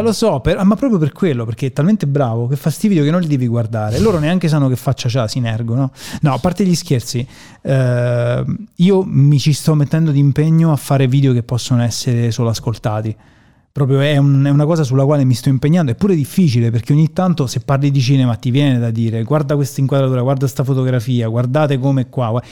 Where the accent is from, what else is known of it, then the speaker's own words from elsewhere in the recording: Termoli, Molise, Italy; non da milanese, da termolese